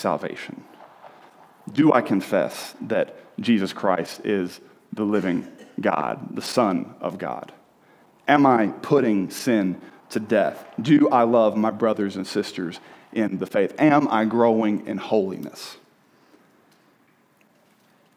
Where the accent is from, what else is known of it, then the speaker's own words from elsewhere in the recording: the South, United States; moved away as an adult; also born or lived in Birmingham, Alabama; I grew up in the South